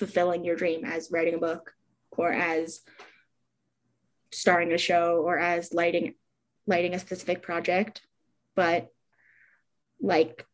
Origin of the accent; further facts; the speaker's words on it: New York City, New York, United States; moved away as an adult; now in Ulster County, United States; I'm originally from New York City, and I lived there until a few months ago, and now I live in Ulster County